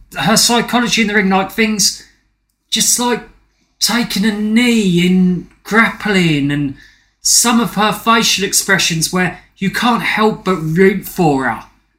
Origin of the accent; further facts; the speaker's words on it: United Kingdom; we're British